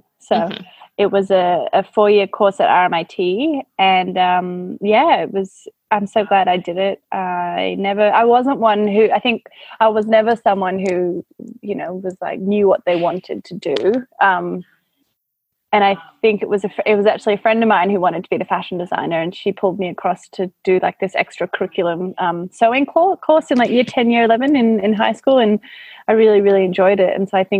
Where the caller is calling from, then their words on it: Melbourne, Victoria, Australia; I am in Victoria, Melbourne, in my studio in Brunswick.